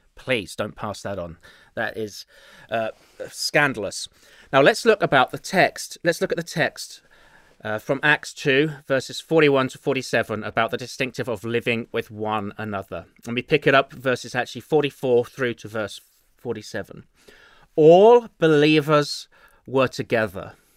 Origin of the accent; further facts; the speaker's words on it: England, United Kingdom; accent: English; now in Chicago, United States; my dulcet English accent